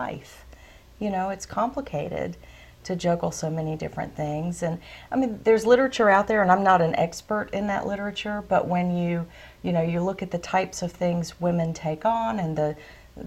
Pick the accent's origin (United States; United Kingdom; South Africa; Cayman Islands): United States; the South; growing up in the South